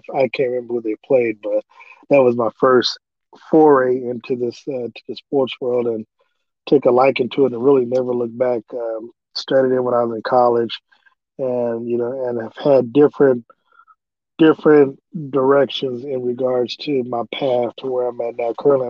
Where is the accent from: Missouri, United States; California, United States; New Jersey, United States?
Missouri, United States; Kansas City; I was born and raised in Kansas City.